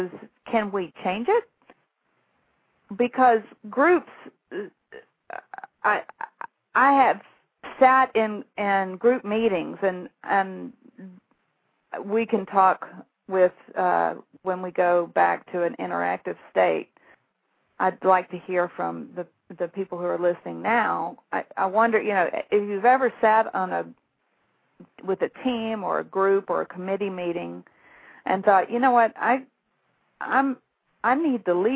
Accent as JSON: {"language": "English", "town": "Shreveport", "region": "Louisiana", "country": "United States", "also_born_or_lived": "Australia", "accent": "Southern", "moved": "as an adult", "said": "I'm from Shreveport, Louisiana"}